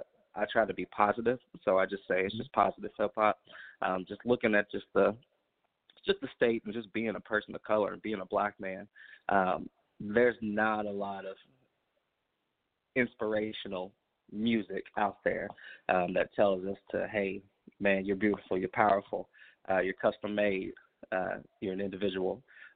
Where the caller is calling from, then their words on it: Indianapolis, Indiana, United States; I'm calling from Indianapolis, Indiana, from Naptown.